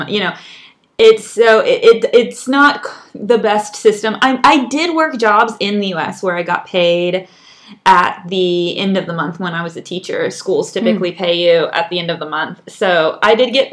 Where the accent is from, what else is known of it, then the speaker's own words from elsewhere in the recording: United States; moved away as an adult; now in Chile; We come from the United States